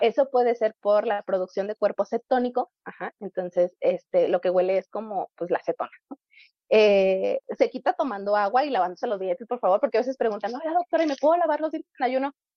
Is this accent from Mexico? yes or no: yes; Mexico; como población mexicana somos